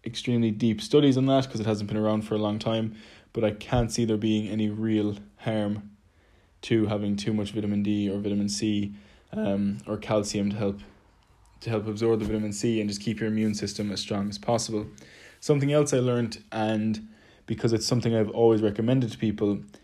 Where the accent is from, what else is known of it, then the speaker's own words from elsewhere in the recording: Ireland; moved away; also born or lived in London; being Irish, we naturally speak quite quickly